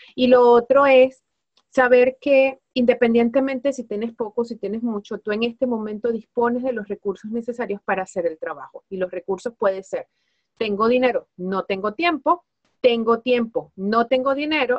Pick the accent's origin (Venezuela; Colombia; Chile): Venezuela; moved away as an adult; now in Spain; los elementos que me distinguen a mí como venezolana, como latina, como latinoamericana